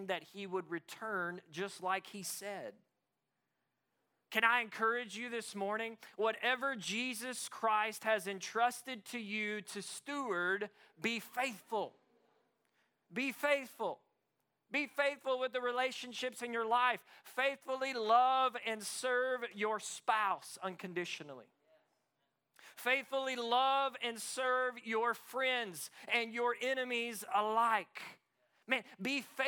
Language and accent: English; Arkansas, United States; moved away; also born or lived in East Texas; I grew up in Arkansas. We're all about farming